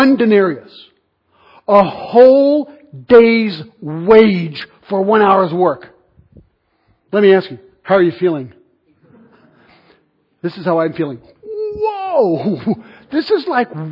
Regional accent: Switzerland; I'm from Switzerland

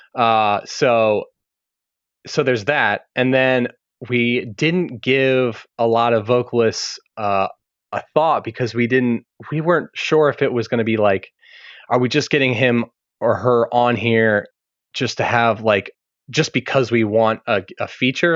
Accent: Maryland, United States; moved away as an adult; also born or lived in Birmingham / Baltimore; just moved back to my home state of Maryland

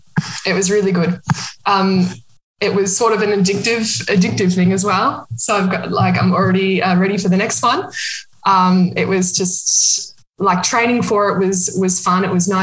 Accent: Australia; now in Berlin, Germany; I'm from Australia, but I've been living in Berlin, Germany for the last 2 years.

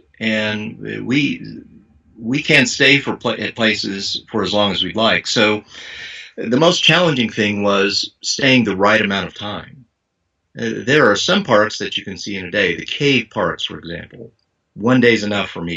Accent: Missouri, United States; I'm from Missouri

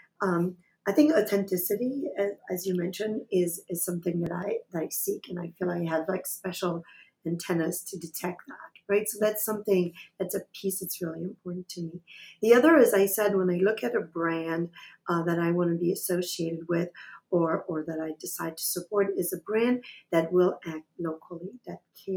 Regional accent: Quebec, Canada; I am from Canada, from Quebec, and I'm a French speaker.

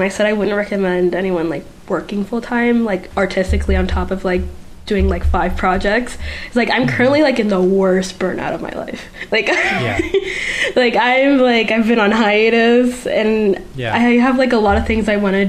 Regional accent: Puerto Rico; first language Spanish; English is a second language; moved away as an adult; now in Florida, United States; I am from Puerto Rico. Like, my first language is Spanish. My second language is English. And I lived here there for, like, I want to say, like, 19, 20 years of my life.

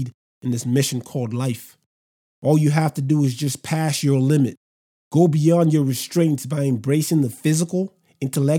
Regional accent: Nigeria; I'm Nigerian

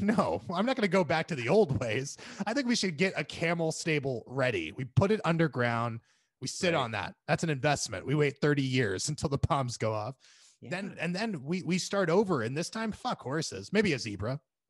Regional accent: California, United States; I do like that, like, as a Californian, when California was on fire, there was no like, hey, ring the bells, guys.

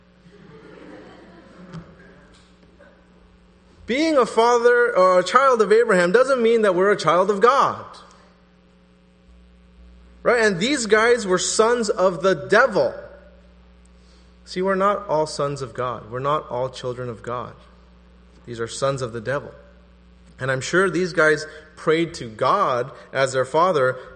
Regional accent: the Bay Area, California, United States; I'm from the Bay Area

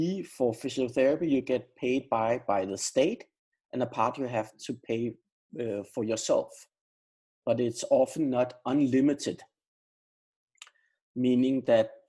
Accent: Denmark; now in Sweden; Now I'm living in Sweden, but I am from Denmark, and I am a Dane, but I live in Sweden right now.

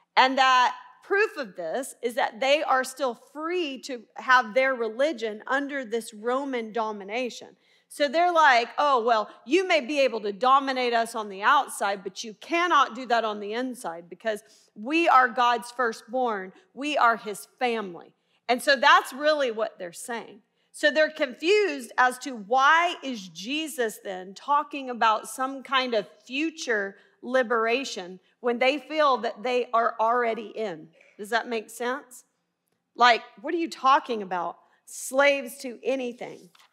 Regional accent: Little Rock, Arkansas, United States; accent: twang; moved away as an adult; also born or lived in Baylor University, Texas; I'm originally from Little Rock. That's why you hear the twang

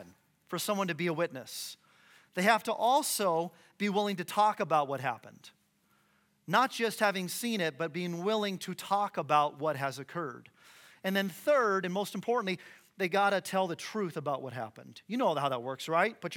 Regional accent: Phoenix, Arizona, United States; moved away as an adult; now in Boise, United States; I'm from Phoenix, Arizona. We moved here a couple years ago

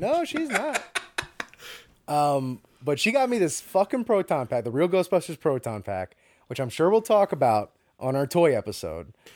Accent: New York, United States; as a New Yorker

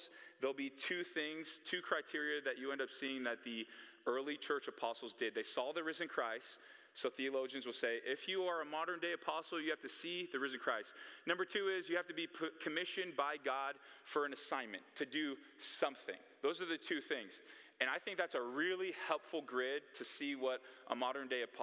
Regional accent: Bay Area, California, United States; I'm from the Bay Area, California

